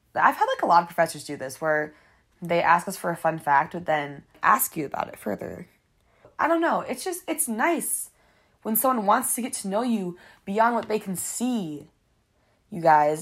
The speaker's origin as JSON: {"language": "English", "town": "Detroit", "region": "Michigan", "country": "United States", "said": "I'm a media production major or I'm from Detroit"}